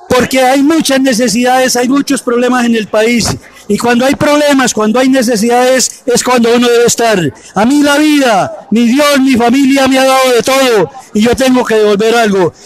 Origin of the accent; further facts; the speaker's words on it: Santander, Colombia; la tierra santanderiana. Quiero mucho mi tierra